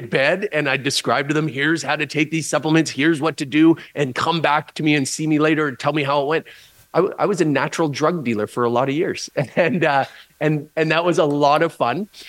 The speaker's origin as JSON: {"language": "English", "area": "just outside of Vancouver", "region": "British Columbia", "country": "Canada", "tie": "born or raised there", "said": "I grew up just outside of Vancouver, British Columbia"}